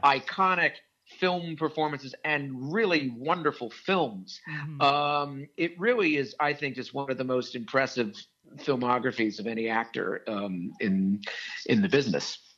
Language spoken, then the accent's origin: English; Wilmington, Delaware, United States; growing up in Wilmington, Delaware